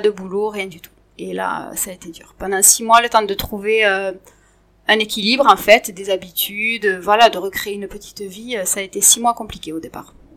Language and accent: French; Montauban, Occitania, France; moved away as an adult; also born or lived in Paris; now in Tarnos, France; je suis née à Montauban, il y a 43 ans de ça maintenant. je suis d'une famille de trois enfants et j'ai grandi tout simplement avec des parents ensemble